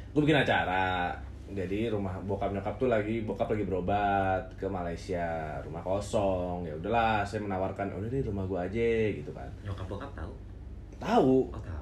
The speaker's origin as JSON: {"language": "Indonesian", "town": "Bekasi", "region": "West Java", "country": "Indonesia", "tie": "born or raised there", "said": "Masalahnya waktu kecil nih kan di kampung gue tuh di Jatimulya nih Bekasi. Jatimulya."}